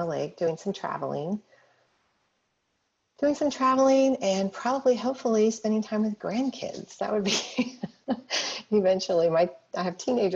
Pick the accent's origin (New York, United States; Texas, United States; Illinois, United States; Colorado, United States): Colorado, United States; I grew up in Colorado, going skiing, that kind of thing